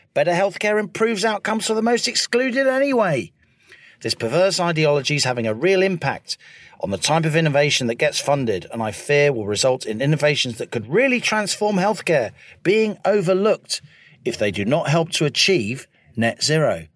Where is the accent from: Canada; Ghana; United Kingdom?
United Kingdom; Middlesex, London; I grew up in Middlesex, very unfashionable London suburb.